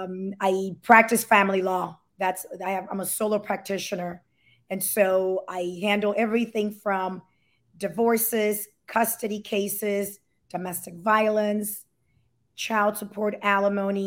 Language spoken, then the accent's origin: English; Miami, Florida, United States; also born or lived in Puerto Rico; I was raised in Miami and I was born in Puerto Rico. My parents are Dominican and I am the youngest of seven children. I grew up in the Alapata neighborhood